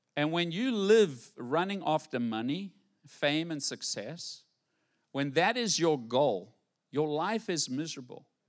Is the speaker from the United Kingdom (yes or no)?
no; White City, South Africa; moved away as an adult; now in Fort Pierce, United States; I grew up in White City and we live in White City. How do you go from White City, South Africa to White City, Fort Pierce?